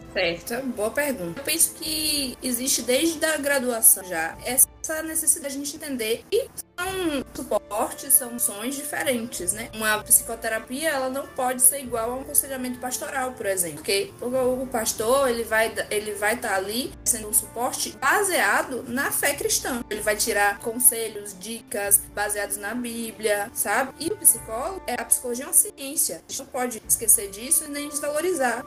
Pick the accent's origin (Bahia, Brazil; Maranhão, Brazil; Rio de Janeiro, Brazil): Bahia, Brazil; Santana; Sou de Santana, Bahia.